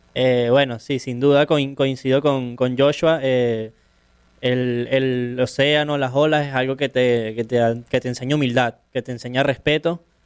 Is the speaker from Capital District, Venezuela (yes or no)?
yes; Caracas, Capital District, Venezuela; yo soy surfista profesional, soy de Caracas, de Venezuela